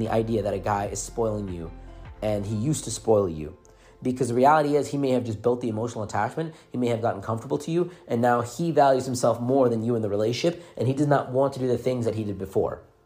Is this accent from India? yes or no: yes; India; English is a second language; moved away; also born or lived in United States; I'm a guy that's from a foreign country. English is not my first language.